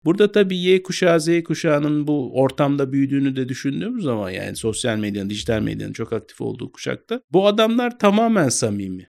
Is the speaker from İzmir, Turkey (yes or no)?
yes; İzmir, Turkey; moved away; also born or lived in Istanbul / Vienna / Berlin; İzmir'de büyüdüm